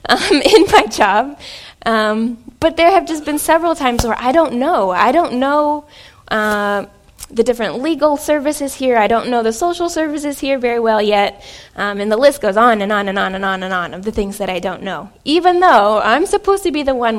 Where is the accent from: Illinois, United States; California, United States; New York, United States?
Illinois, United States; Southern; moved away as an adult; also born or lived in France; now in Wichita, United States; I am in Wichita, Kansas. I'm not from Wichita, Kansas. I am from Southern Illinois